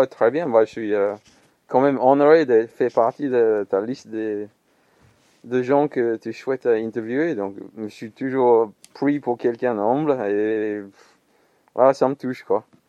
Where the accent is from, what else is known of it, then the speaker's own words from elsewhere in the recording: Perth, Western Australia, Australia; French is a second language; moved away as an adult; also born or lived in Melbourne / Sablé; now in Blois, France; Je né à Melbourne, mais j'ai passé toute mon enfance à, euh, à l'Ouest Australie, côté Perth.